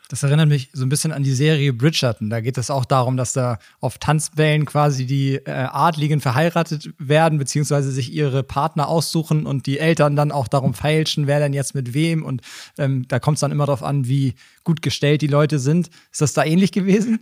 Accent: Schwarzenbek, Schleswig-Holstein, Germany; beide sind ja damit aufgewachsen hier in Schwarzenbeek

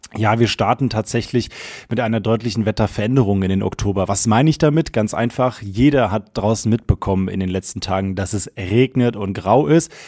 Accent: near Frankfurt, Hesse, Germany; now in Munich, Germany; ich komme ja gebürtig aus Hessen und zwar aus der Nähe von Frankfurt

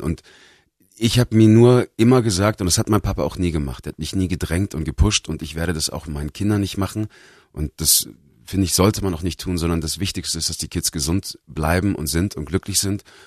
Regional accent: Bavaria, Germany; moved away as an adult; also born or lived in Los Angeles, United States / Australia; Bayern ist mein Zuhause

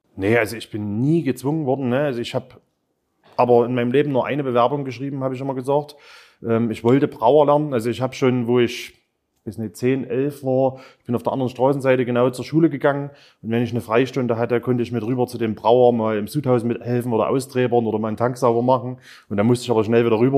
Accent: Zwönitz, Saxony, Germany; Zwönitz. Ähm, klar, ist mein Heimatort

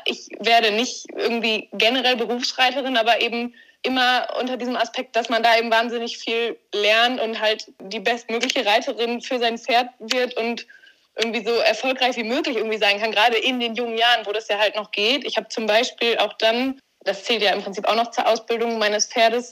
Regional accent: Warendorf, North Rhine-Westphalia, Germany; ich komme aus Warndorf, bin hier aufgewachsen.

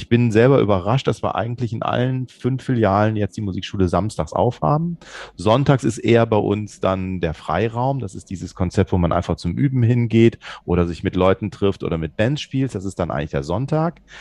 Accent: Bonn, North Rhine-Westphalia, Germany; Also es ist ja, wir kommen aus Bonn. In Bonn ist eigentlich eine recht gute Kundschaft.

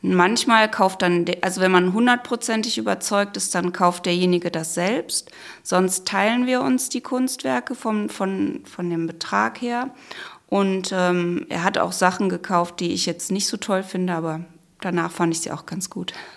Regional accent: Krefeld, North Rhine-Westphalia, Germany; Wir sind ja in Krefeld aufgewachsen

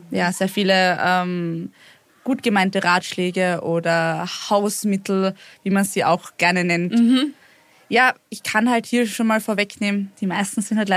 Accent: Lower Austria, Austria; Ich bin aus dem Weinviertel.

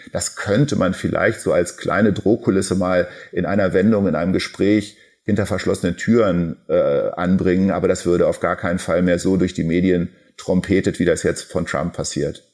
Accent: Germany; für uns als Deutsche und als Europäer

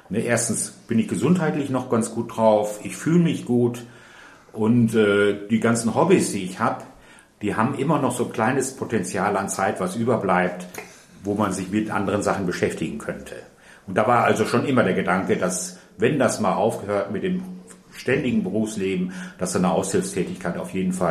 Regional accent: North Rhine-Westphalia, Germany; also born or lived in Austria; ich {S1} bin ein Migrant sozusagen, ich komme aus Österreich, bin dann im Ruhrgebiet aufgewachsen

